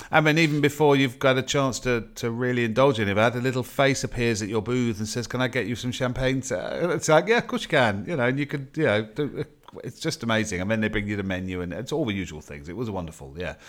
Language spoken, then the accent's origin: English; United Kingdom; as a Brit